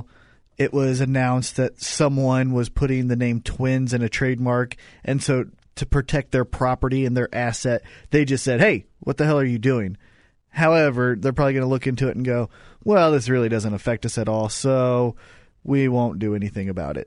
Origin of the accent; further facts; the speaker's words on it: Kansas City, United States; We are from Kansas City